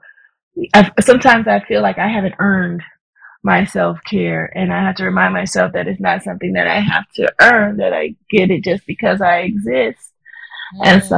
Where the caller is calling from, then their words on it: Cerritos, California, United States; also born or lived in Riverside, California; I'm calling from Cerritos, California.